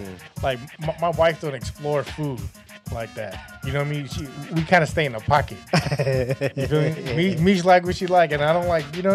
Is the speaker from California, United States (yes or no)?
yes; California, United States; I was a Californian. Like, yeah. I wasn't even from San Francisco.